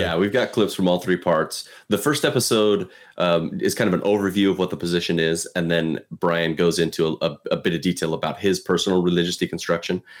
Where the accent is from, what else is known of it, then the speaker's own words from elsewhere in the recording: Pacific Northwest, United States; So I was born and raised in the Pacific Northwest